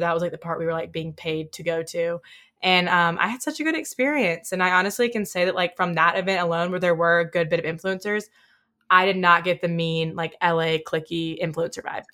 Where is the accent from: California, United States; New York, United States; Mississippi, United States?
Mississippi, United States; Oxford; I was from Oxford, and a lot of the people who were working as, like, bouncers or people at restaurants went to my high school